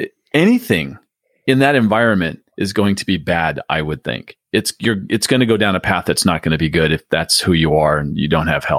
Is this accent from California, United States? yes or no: yes; San Diego, California, United States; moved away; also born or lived in Phoenix; I grew up in San Diego and lived in Phoenix.